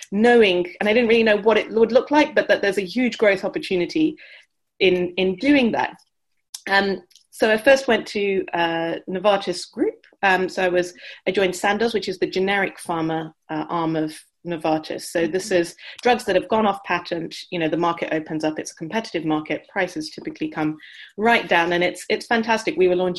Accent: India; also born or lived in United Kingdom; I grew up in India and the UK from a medical family background

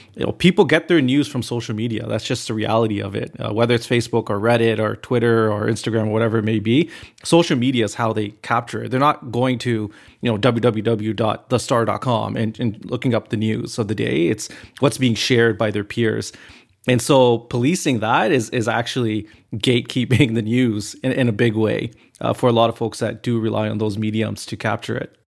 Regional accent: Canada; I'm a Canadian, I'm born and raised here

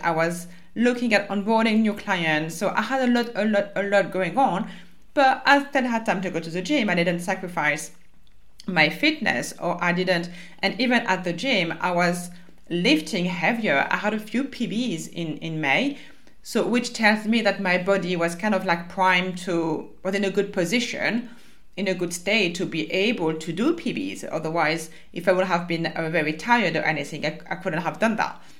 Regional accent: France; accent: French; English is a second language; moved away; my French accent

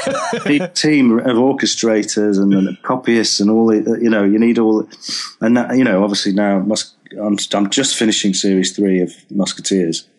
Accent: Preston, North West England, United Kingdom; now in Brighton, United Kingdom; I'm from Preston originally

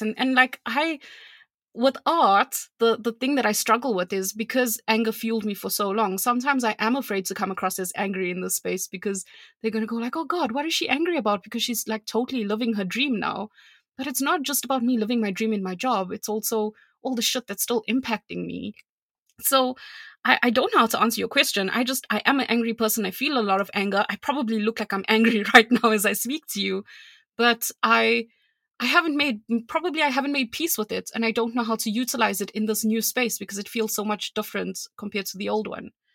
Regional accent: South Africa; I'm South African

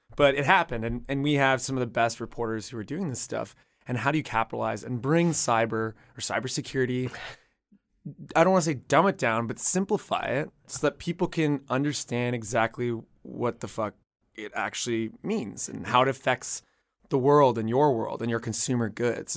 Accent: Canada; I'm from Canada

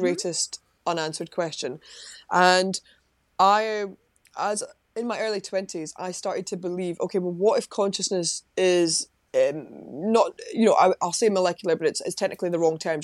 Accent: Livingston, Scotland, United Kingdom; I'm from Livingston in West Lothian, just outside Edinburgh.

